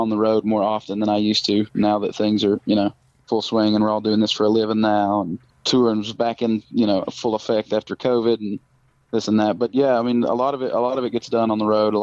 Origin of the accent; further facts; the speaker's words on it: Castlewood, Virginia, United States; we have to tell people we're from Bristol or Johnson City